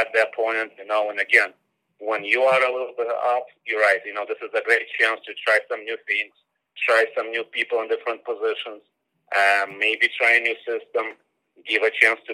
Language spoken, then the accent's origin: English; Moldova; moved away as an adult; now in United States; that's my homeland, you know, that's my hometown